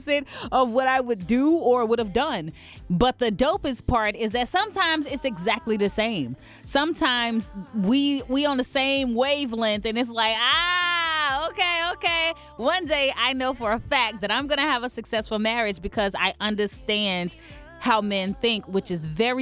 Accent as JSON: {"language": "English", "town": "Chattanooga", "region": "Tennessee", "country": "United States", "tie": "born or raised there", "moved": "yes", "said": "when I was still in Chattanooga back in my hometown"}